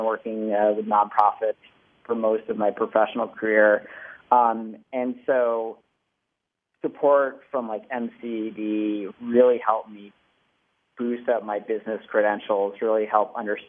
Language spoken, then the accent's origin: English; Old Town, Maine, United States; I grew up right in Old Town.